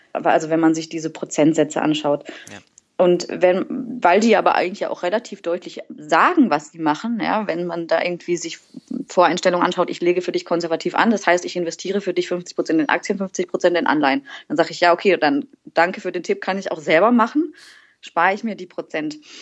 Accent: Waldkirch, Baden-Württemberg, Germany; moved away as an adult; now in Berlin, Germany; ursprünglich komme ich aus dem wunderschönen Schwarzwald, äh, aus Waldkirch das ist äh, eine Stadt mit Orgelmuseum

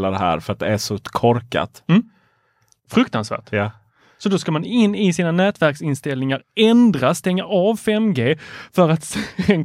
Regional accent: Lund, Skåne, Sweden; jag är från Lund.

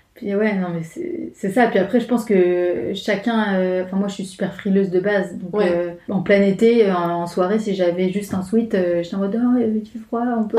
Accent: France; accent: French; moved away as an adult; now in Montreal, Canada; j'ai l'accent français

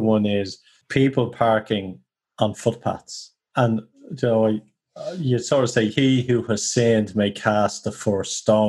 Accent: Ireland

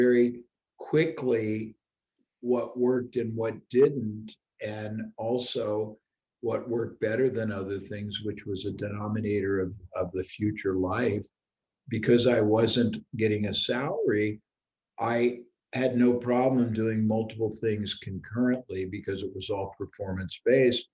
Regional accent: Indianapolis, Indiana, United States; my origin, I was born in Indianapolis, Indiana, Midwest

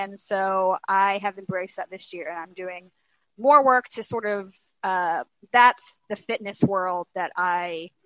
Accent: Alabama, United States; moved away as an adult; also born or lived in Los Angeles; now in Lexington, United States; I'm originally from Alabama. I spent some time in Los Angeles, but really I've spent most of my life in Alabama, and then now here in Lexington, Kentucky

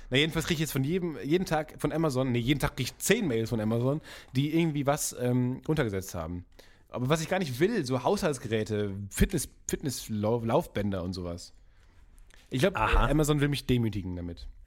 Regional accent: North Rhine-Westphalia, Germany; ich komme ja aus dem Kreis Unna

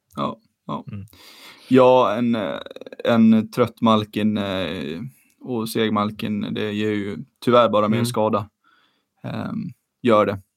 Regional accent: Sweden; som svensk

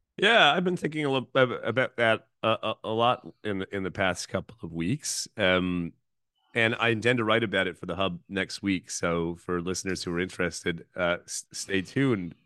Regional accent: Thunder Bay, Ontario, Canada; I grew up in Thunder Bay

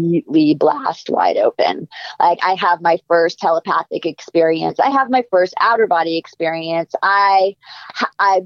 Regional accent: New York, United States; moved away as an adult; also born or lived in Boston / Los Angeles; I'm from New York. I went to college in Boston.

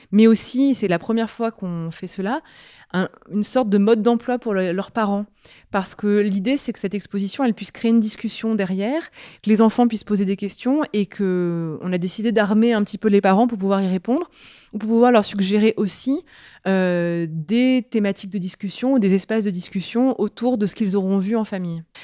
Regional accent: Grenoble, Auvergne-Rhône-Alpes, France; je crois que c'est la Bastille, parce que je suis grenobloise d'origine. J'ai grandi au pied de celle-ci

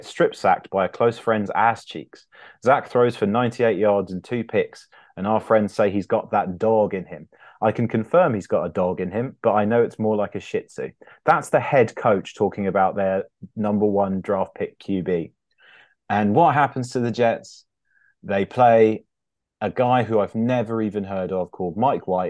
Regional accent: England, United Kingdom; also born or lived in upstate New York; I'm half American, and but I've lived my whole life in England apart from 1 year where I lived in upstate New York

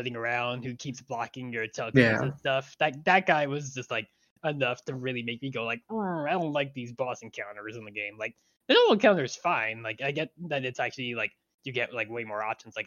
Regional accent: Long Island, New York, United States; I grew up on Long Island

